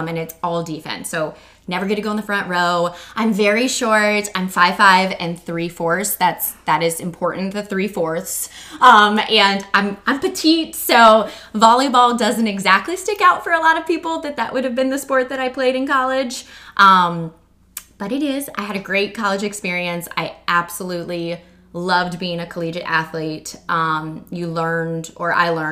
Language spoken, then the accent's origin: English; Muncie, Indiana, United States; moved away as an adult; also born or lived in Ohio; I was born and raised in Muncie, Indiana